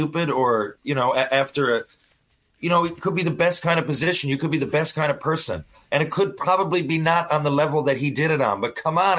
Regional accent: Canada

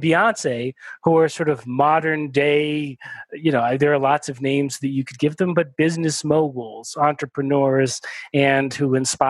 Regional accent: United States; born there; I'm Jewish, my wife is Catholic, you know, I was born in the United States, my wife was born in Nicaragua, we've moved around quite a bit.

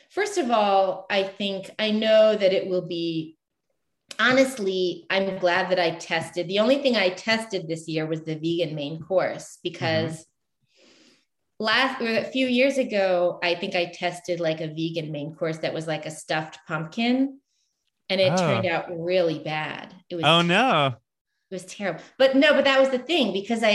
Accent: the South, United States; I grew up in the South

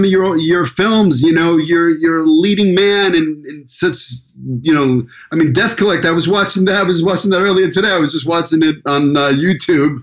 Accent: New York City, New York, United States; moved away as an adult; also born or lived in Hollywood; now in Los Angeles, United States; a kid like from me, from Brooklyn, could come out to Hollywood at 18

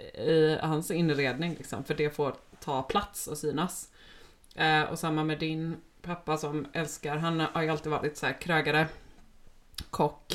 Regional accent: Gothenburg, Västra Götaland, Sweden; Och vi är båda uppvuxna i Göteborg

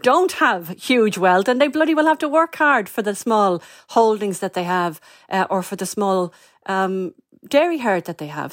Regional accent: North County Dublin, Leinster, Ireland; I grew up in North County, Dublin.

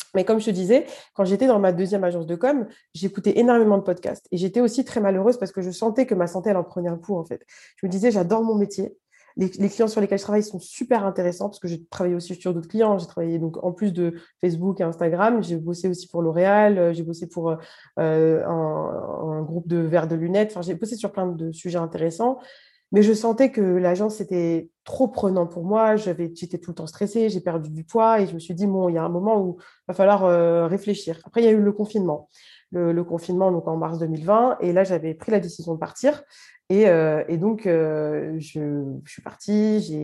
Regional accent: Paris, Île-de-France, France; also born or lived in Algeria (parents' origin); Je suis juste à côté de Paris, mais j'ai grandi dans le 20e à Paris.

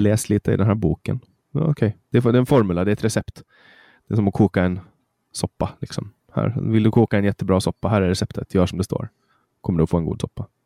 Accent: Mariehamn, Åland Islands; Mariehamn där jag kommer ifrån

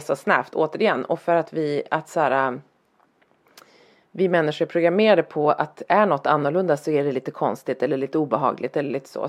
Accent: Härnösand, Västernorrland County, Sweden; moved away; när jag växte upp i Härnösand, där jag växte upp

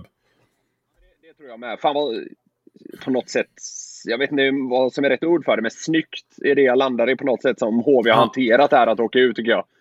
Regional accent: Gothenburg, Västra Götaland, Sweden; moved away as an adult; also born or lived in Kalmar; now in Stockholm, Sweden; jag är göteborgare

